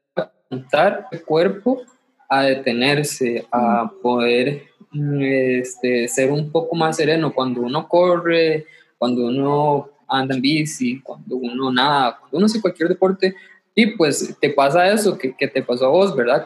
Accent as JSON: {"language": "Spanish", "region": "Limón", "country": "Costa Rica", "said": "soy, soy de Limón"}